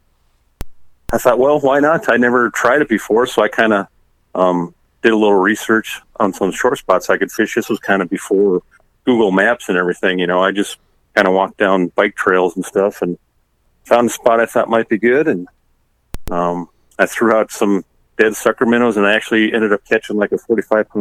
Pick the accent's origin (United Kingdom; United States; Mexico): United States; Lake Vermilion, Minnesota; now in Jordan, United States; I grew up on Lake Vermilion, which a lot of people are familiar with in Minnesota